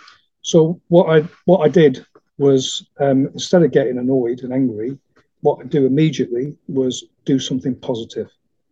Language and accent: English; Manchester, North West England, United Kingdom; because I'm a Mancunian originally, I was telling you earlier, I'm a Manc